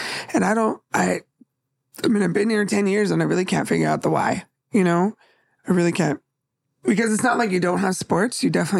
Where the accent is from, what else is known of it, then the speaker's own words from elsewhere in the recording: San Jose, California, United States; also born or lived in Victorville, California; now in Federal Way, United States; But I'm from San Jose, right?